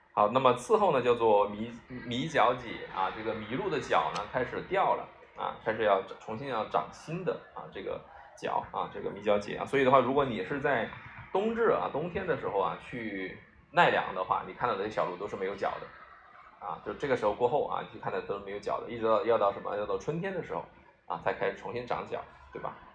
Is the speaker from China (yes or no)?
yes; China; 我们中国人